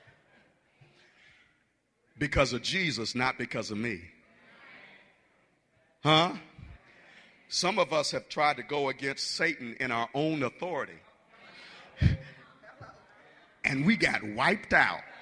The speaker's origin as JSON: {"language": "English", "town": "Detroit", "region": "Michigan", "country": "United States", "said": "I'm from Detroit, Michigan"}